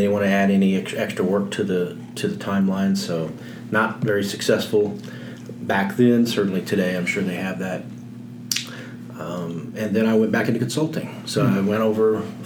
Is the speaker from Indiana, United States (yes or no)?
yes; Indianapolis, Indiana, United States; moved away as an adult; also born or lived in Louisville, Kentucky